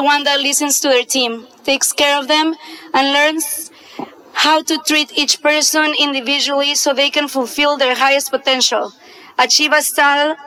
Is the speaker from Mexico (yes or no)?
yes; Mexico City, Mexico; I was born in Mexico City.